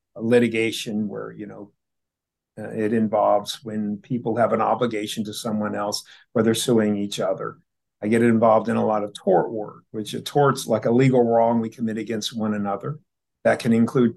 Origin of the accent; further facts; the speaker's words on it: Statesville, North Carolina, United States; now in Houston, United States; I was born in Statesville, North Carolina, which is about 42, 45 miles north of Charlotte. And I was born there in 1965